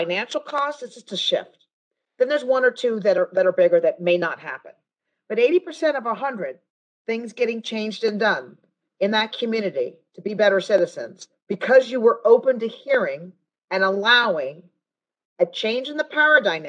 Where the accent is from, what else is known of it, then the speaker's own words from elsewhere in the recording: United States; we, as an American people